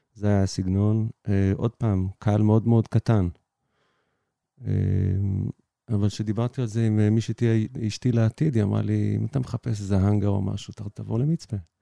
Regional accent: Ein HaShofet, Haifa District, Israel; moved away as an adult; now in Mitzpe Ramon, Israel; הייתי גר בצפון, במוצאי מעין השופט, קיבוץ ביערות מנשה אי שם

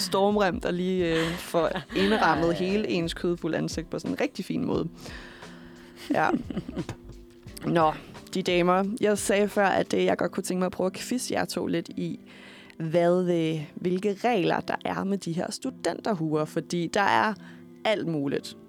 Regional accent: Køge, Zealand, Denmark; jeg kommer fra Køge oprindeligt

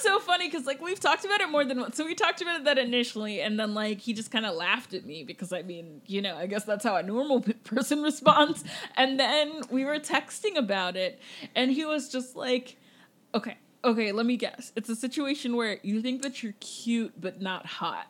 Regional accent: Jamaica; I'm Jamaican

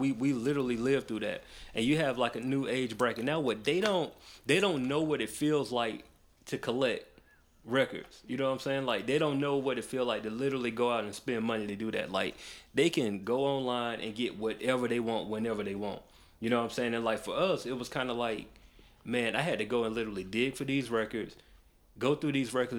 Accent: Macon, Georgia, United States; I grew up in Macon

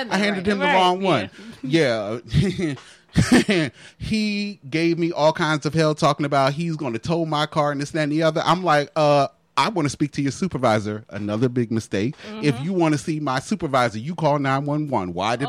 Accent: New Jersey, United States; I'm from Jersey.

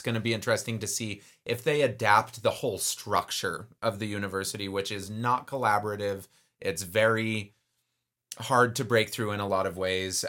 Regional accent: Texas, United States; I am Texan.

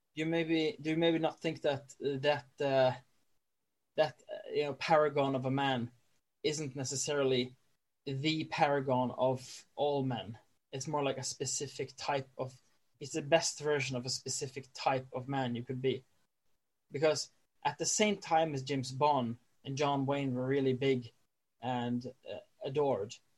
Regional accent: Norway; i'm a norwegian

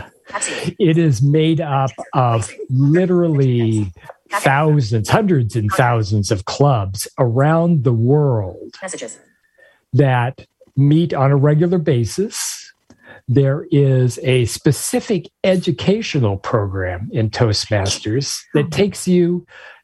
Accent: Spokane, Washington, United States; moved away as an adult; now in Florida, United States; I was born and raised in Washington State

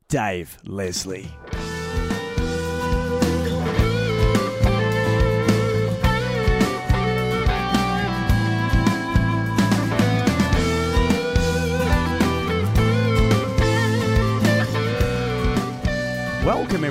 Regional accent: Melbourne, Victoria, Australia; I grew up in Greensboro, which is, you know, just burbs, you know, 40 minutes out of Melbourne

